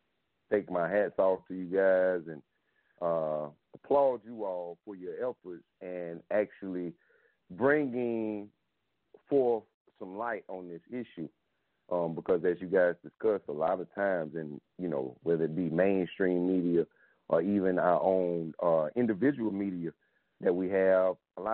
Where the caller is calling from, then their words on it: South Carolina, United States; I'm calling from South Carolina.